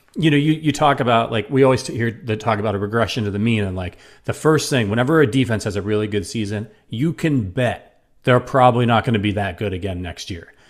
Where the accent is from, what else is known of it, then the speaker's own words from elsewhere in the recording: Northeast Ohio, United States; I'm from Northeast Ohio